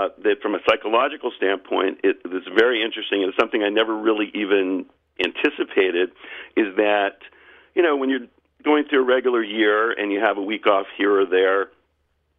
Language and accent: English; Charleston, South Carolina, United States; Charleston, South Carolina, my hometown